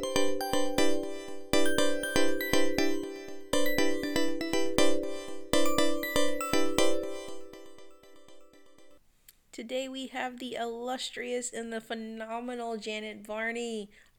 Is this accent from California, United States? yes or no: no; West Palm Beach, Florida, United States; now in Jacksonville, United States; I'm originally from West Palm